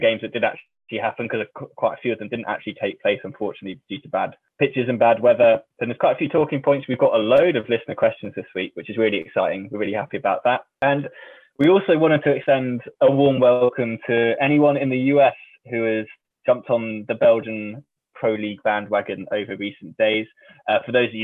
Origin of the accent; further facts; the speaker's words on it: England, United Kingdom; as an Englishman